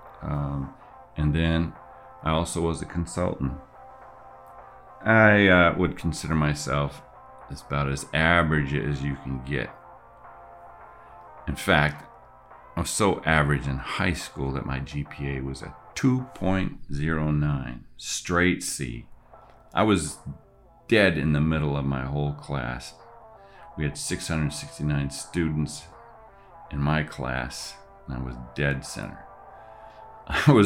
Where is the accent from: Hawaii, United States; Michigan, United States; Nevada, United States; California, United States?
Michigan, United States; Grand Blanc; I grew up in Michigan in a town called Grand Blanc